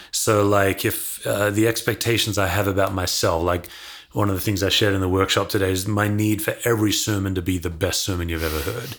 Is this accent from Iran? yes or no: no; Perth, Western Australia, Australia; I was born and raised in Perth, Australia, west coast of Australia